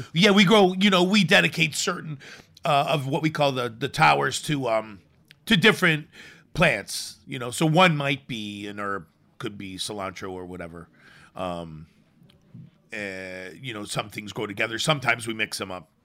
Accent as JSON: {"language": "English", "town": "Chicago", "region": "Illinois", "country": "United States", "tie": "born or raised there", "moved": "yes", "said": "I grew up in the city. I grew up in Chicago"}